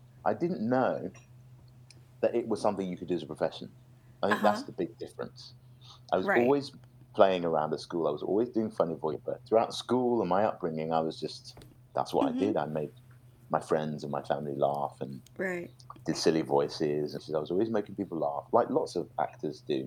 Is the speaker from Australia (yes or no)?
no; United Kingdom; I grew up just outside London